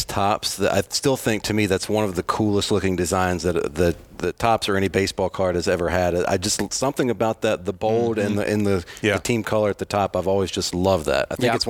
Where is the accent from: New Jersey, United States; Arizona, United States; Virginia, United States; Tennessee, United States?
Virginia, United States; I was growing up in Virginia watching the Braves on TBS every night